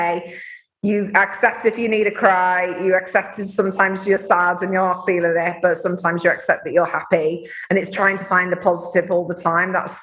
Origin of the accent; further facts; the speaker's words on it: Mansfield, East Midlands, United Kingdom; my hometown of Mansfield